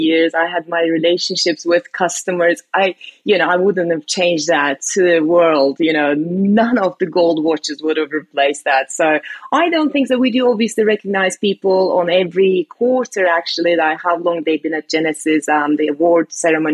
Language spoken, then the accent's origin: English; Istanbul, Turkey; now in United Kingdom; I was born and raised in Istanbul, Turkey, but I've been living in the UK for long enough that I call UK home